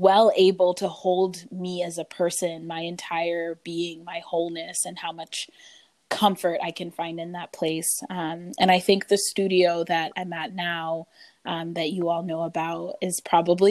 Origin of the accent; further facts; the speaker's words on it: Gambia; now in United States; I am originally from the Gambia, West Africa, but have been around a lot of places in the U.S. since then.